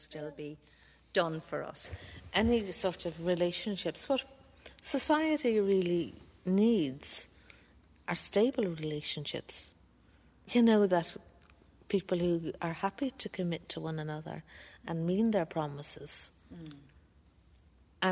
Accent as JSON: {"language": "English", "town": "Dublin", "region": "Leinster", "country": "Ireland", "tie": "born or raised there", "said": "I grew up in Rathfarnham"}